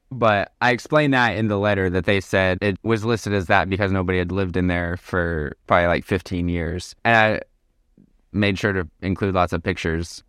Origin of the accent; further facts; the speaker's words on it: Arkansas, United States; moved away as an adult; also born or lived in Alaska / Nicaragua; now in Portugal; I'm originally from Arkansas